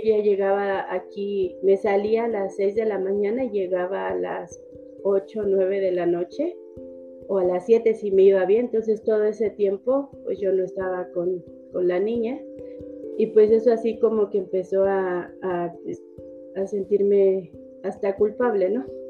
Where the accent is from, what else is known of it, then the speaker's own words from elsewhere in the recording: Mexico City, Mexico; yo vivía en el, en el Ajusco, ahí en México yo soy de México, de la Ciudad de México